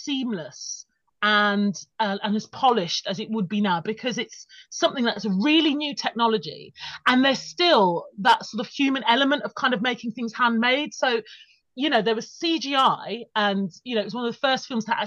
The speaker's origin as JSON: {"language": "English", "town": "Birmingham", "region": "West Midlands", "country": "United Kingdom", "tie": "born or raised there", "said": "I remember seeing Batman Returns at the cinema at the Odeon in Birmingham, which was just like the mecca for all film, like, you know, if you're growing up in the Midlands"}